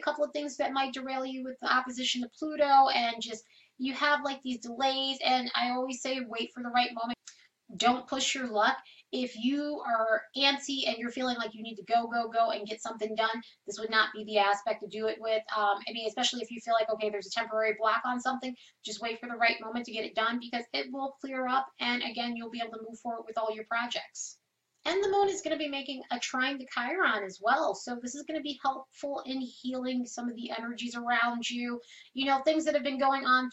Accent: New York, United States; I'm from New York, and I love New York

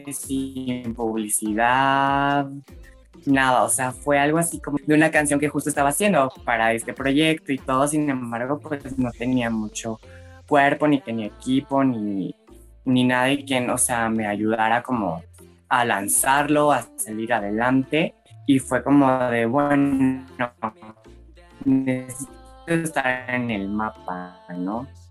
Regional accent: Mexico City, Mexico; claro que también escuchaba música en español, este, viviendo aquí en Ciudad de México

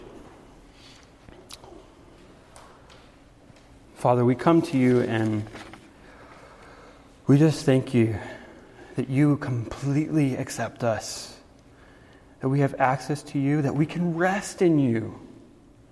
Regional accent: Guatemala; when I was a kid, I grew up in Guatemala

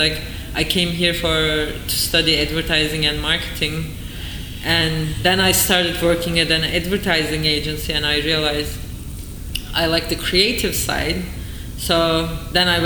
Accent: Turkey; moved away as an adult; now in New York, United States; when I was growing up in Turkey

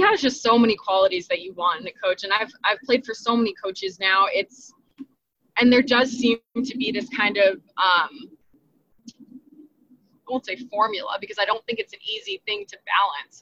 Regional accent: New Jersey, United States; moved away as an adult; now in North Carolina, United States; I'm from Jersey

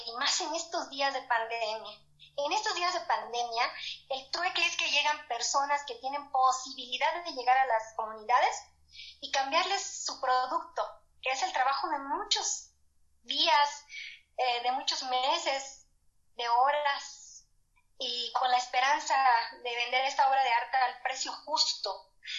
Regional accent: Churumuco, Michoacán, Mexico; Yo soy michoacana

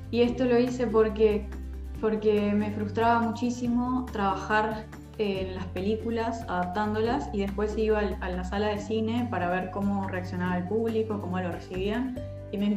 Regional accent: Venezuela; now in Uruguay; primero contarles que soy venezolana uruguaya. Hace muchos años que vivo acá, por eso hablo así.

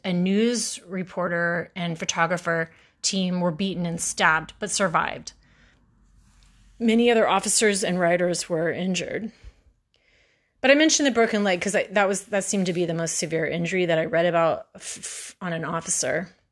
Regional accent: Houston, Texas, United States; I grew up in Houston

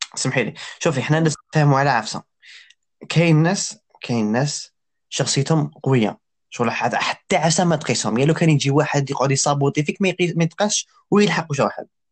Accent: Algeria; حنايا في الجزائر أنا قلال

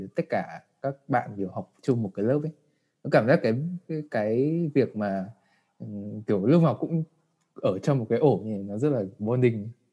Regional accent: Vietnam; moved away as an adult; em đã được sinh ra và đã ở Việt Nam

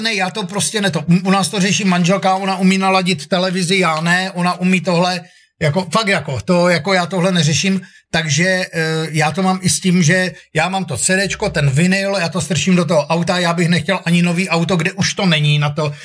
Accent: Ostrava, Moravian-Silesian Region, Czechia; accent: Ostrava; moved away; já pocházím z Ostravy

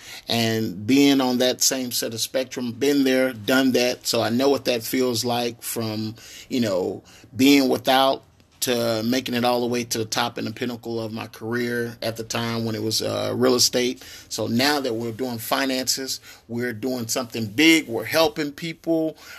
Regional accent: Tyler, Texas, United States; See, when I was growing up in Tyler, Texas, there was no one coming across giving out advice, not even at school. And I went to a private school in Tyler, Texas

